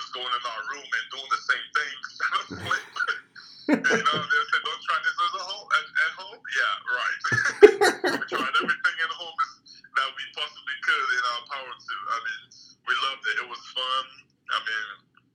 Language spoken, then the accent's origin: English; Nigeria; now in United States; I'm a Nigerian who's also very cultured too in the Western world as well